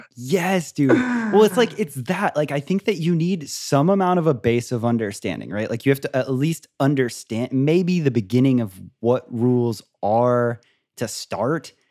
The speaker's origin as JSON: {"language": "English", "region": "Florida", "country": "United States", "tie": "born or raised there", "said": "I grew up in Florida, like by a beach town"}